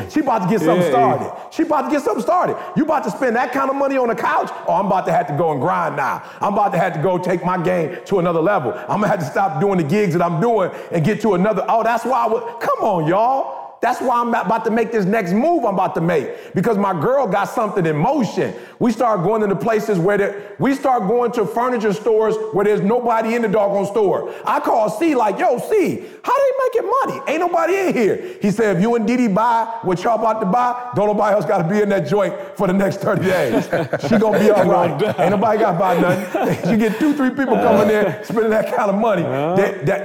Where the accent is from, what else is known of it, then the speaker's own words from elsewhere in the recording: Detroit, Michigan, United States; I'm from Detroit.